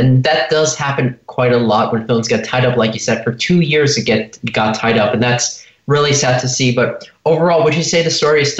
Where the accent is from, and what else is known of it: Los Angeles, California, United States